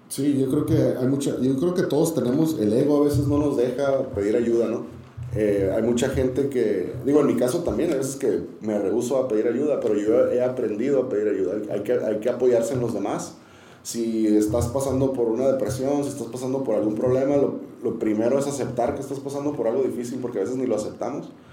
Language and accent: Spanish; Tijuana, Baja California, Mexico; also born or lived in San Diego; Yo crecí, soy de San Diego, pero crecí en Tijuana, soy tijuanense, más que, más que sandiguino